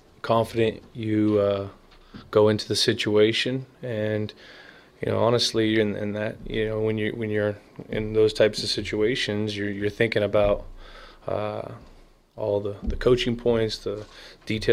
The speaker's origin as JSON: {"language": "English", "area": "Bay Area", "region": "California", "country": "United States", "tie": "born or raised there", "said": "I'm from the Bay Area of childhood, loving the Niners"}